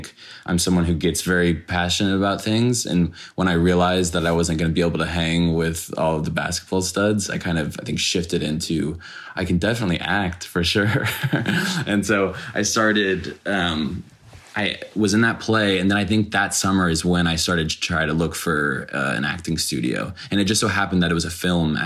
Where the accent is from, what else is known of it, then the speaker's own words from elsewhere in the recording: Dallas, Texas, United States; I grew up in Dallas